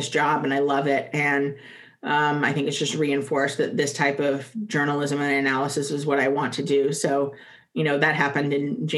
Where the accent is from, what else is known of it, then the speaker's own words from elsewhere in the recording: the South, United States; I am a Southerner at heart